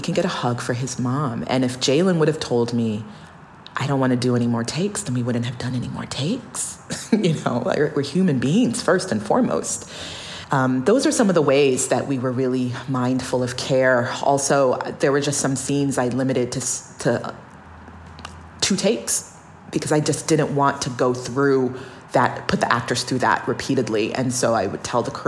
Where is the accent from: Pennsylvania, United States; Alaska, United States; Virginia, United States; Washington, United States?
Alaska, United States; born or raised there